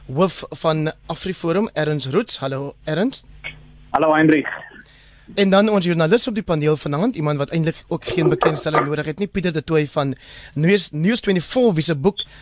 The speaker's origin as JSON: {"language": "Afrikaans", "town": "Caledon", "region": "Western Cape", "country": "South Africa", "tie": "born or raised there", "said": "my tuisdorp Caledon"}